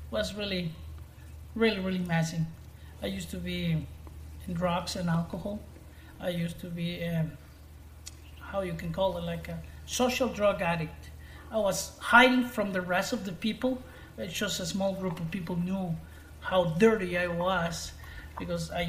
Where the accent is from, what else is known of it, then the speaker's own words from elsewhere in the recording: Guaymas, Sonora, Mexico; English is a second language; I moved from Guaymas, the city that I live now, I moved to a different city